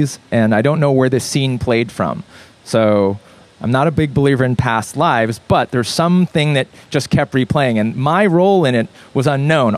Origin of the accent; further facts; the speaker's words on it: Los Angeles, California, United States; also born or lived in Korea; I grew up in Brentwood, and I went to school in Santa Monica. West Side kid.